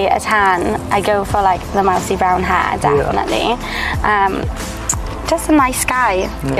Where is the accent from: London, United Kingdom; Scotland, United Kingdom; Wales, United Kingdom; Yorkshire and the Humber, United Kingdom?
Wales, United Kingdom; I'm a Welsh girl